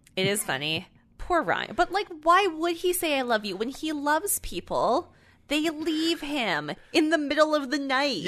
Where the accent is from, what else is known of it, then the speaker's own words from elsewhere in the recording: Canada; we're Canadian